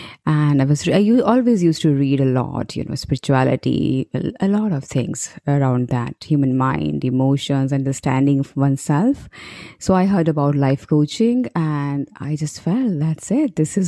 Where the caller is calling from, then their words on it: New Delhi, Delhi, India; I am calling from New Delhi, India